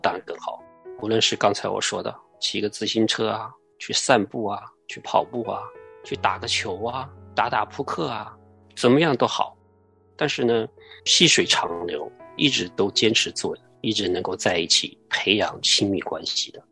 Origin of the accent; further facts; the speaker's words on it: southern China, China; moved away; 我从小我是在南方长大的